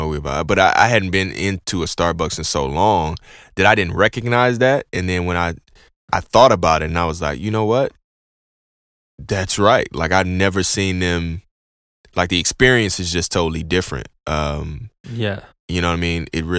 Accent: Houston, Texas, United States; I'm from Houston

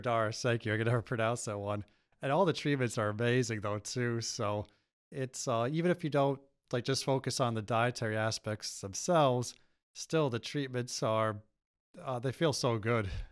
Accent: United States; I grew up here

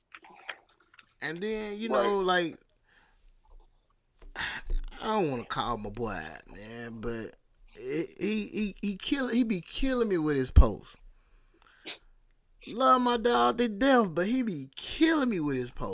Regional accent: Alabama, United States; I'm from Alabama

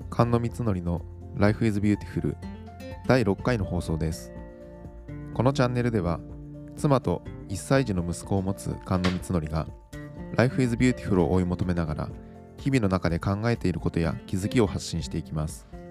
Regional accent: Miyagi, Japan; now in Tokyo, Japan; 私の実家は宮城県にあります

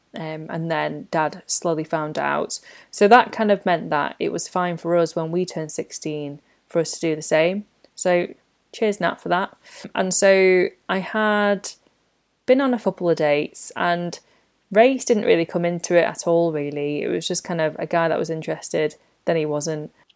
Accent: United Kingdom; I talk about life as a British born Chinese

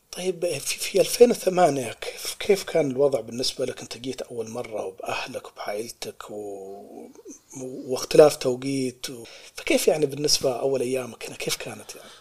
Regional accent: United Arab Emirates; now in Australia; عندنا في الإمارات هناك

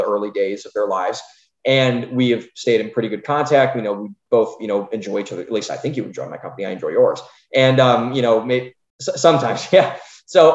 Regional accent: Cleveland, Ohio, United States; now in Austin, United States; we both are from Cleveland, but we grew up in just totally different environments

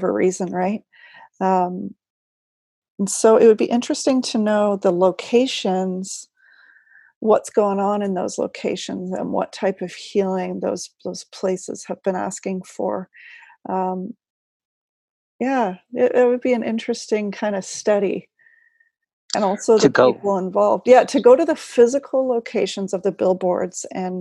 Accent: New Zealand; My home country.

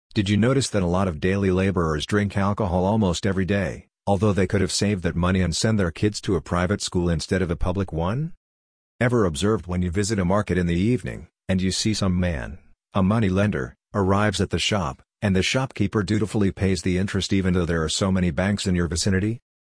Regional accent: Andhra Pradesh, India; the place where I grew up in Andhra Pradesh.

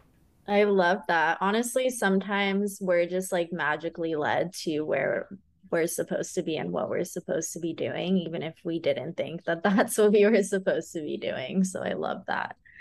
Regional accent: California, United States; now in Austin, United States; I'm from California and I'm such a beach girl

